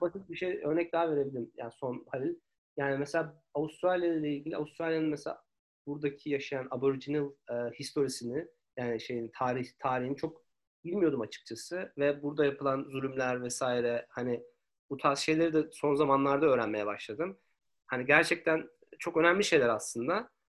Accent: Turkey; moved away as an adult; also born or lived in Istanbul; now in Sydney, Australia; ben 2017 yılında e, ayrıldım Türkiye'den.

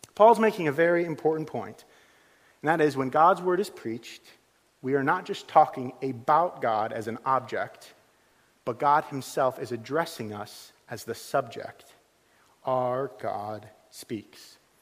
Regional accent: United States; moved away as an adult; also born or lived in Liverpool; now in Suffolk, United Kingdom; I'm from the United States

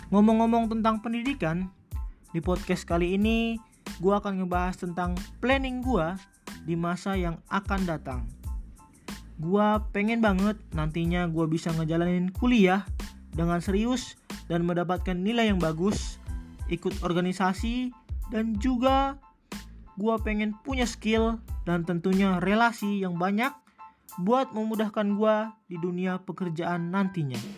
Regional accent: Jakarta, Indonesia; born there; also born or lived in North Sumatra; Asal dari Sumatera Utara, gua lahir di Jakarta 1 November 2002 umur gue sekarang 18 tahun

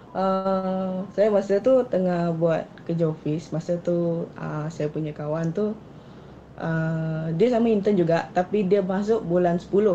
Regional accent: Kuching, Sarawak, Malaysia; also born or lived in Siburan, Sarawak; Saya berasal dari Kuching.

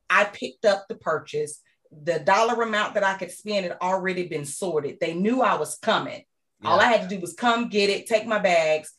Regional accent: McComb, Mississippi, United States; I grew up in small town Mississippi. My hometown is called Macomb, Mississippi.

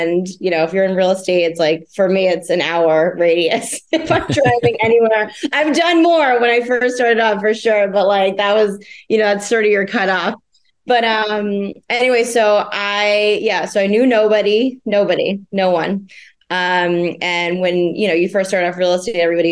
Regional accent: New Jersey, United States; moved away as an adult; also born or lived in Philadelphia, Pennsylvania; now in Rhode Island, United States; I'm originally from New Jersey, and I lived in Philly for about 5 years

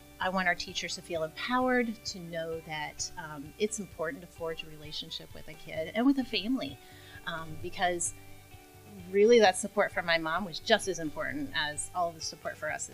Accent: Mason, United States; growing up in Mason

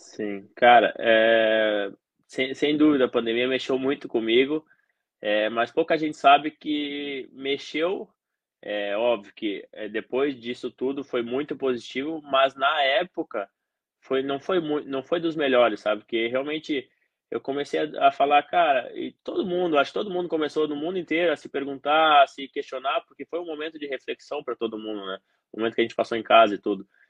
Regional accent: Santa Cruz do Sul, Rio Grande do Sul, Brazil; eu nasci no Rio Grande do Sul, no interior do Rio Grande do Sul, em Santa Cruz do Sul

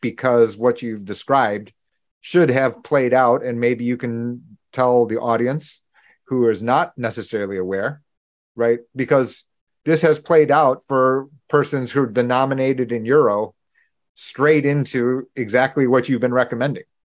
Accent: Buffalo, New York, United States; I was born in Buffalo

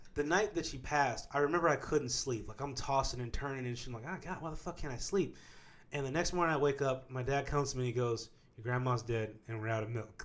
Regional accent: Kansas, United States; I'm from Kansas

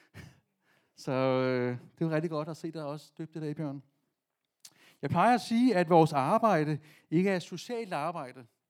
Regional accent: Vestegnen, Capital Region of Denmark, Denmark; Jeg er fra Vestegnen

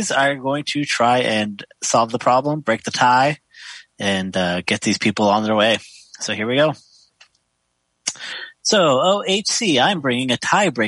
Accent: the South, United States; I grew up in the South and come from kind of a bless you family.

